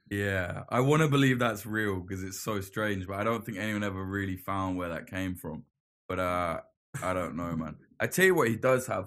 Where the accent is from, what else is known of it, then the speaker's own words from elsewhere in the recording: United Kingdom; us being British